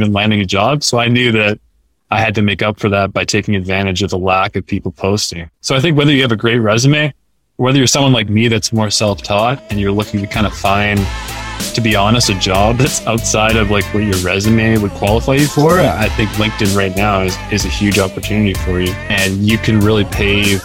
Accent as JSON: {"language": "English", "country": "Canada", "also_born_or_lived": "New Hampshire / Boston area", "moved": "as an adult", "said": "I'm a Canadian, so I grew up playing hockey, watching hockey"}